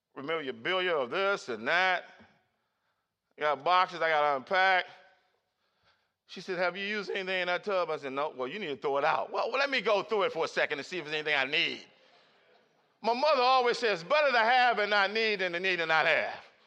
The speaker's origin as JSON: {"language": "English", "town": "Baltimore", "region": "Maryland", "country": "United States", "tie": "born or raised there", "said": "Growing up in Cherry Hill, Baltimore City"}